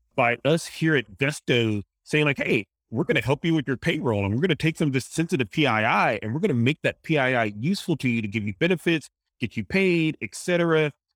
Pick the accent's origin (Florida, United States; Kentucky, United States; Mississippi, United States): Mississippi, United States; accent: Louisiana, Mississippi, Cajun; I grew up in a in Mississippi